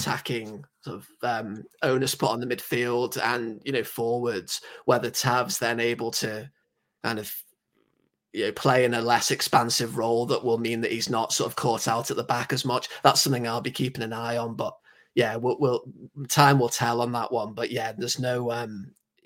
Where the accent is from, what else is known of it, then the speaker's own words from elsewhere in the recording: England, United Kingdom; accent: very English; I know I sound very English, but, I don't. I'm the only person in my entire family who's English